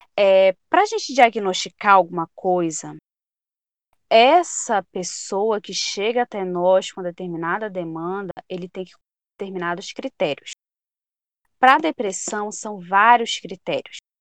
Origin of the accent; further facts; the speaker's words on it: Pará, Brazil; Sou do Pará, é, sou da região aqui norte do Brasil.